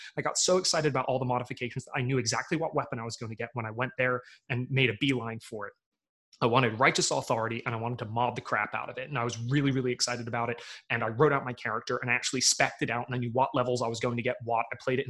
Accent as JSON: {"language": "English", "country": "United Kingdom", "said": "I'm just, I'm ready to be disappointed because I'm British. You may not know it because I don't sound like it, but my people crave disappointment."}